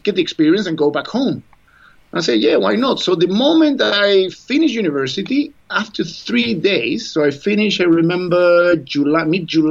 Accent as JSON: {"language": "English", "country": "Chile", "moved": "as an adult", "said": "I was coming from Chile"}